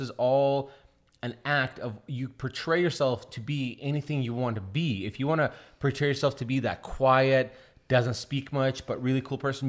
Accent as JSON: {"language": "English", "town": "Seattle", "region": "Washington", "country": "United States", "tie": "born or raised there", "also_born_or_lived": "Russia", "said": "I think we live in like a legit ghetto, and uh, in Seattle"}